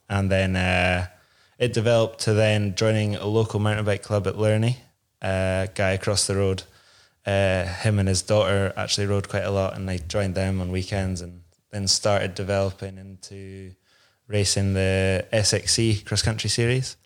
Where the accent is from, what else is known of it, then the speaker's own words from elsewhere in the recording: Inverness, Scotland, United Kingdom; I grew up in Inverness, uh, just outside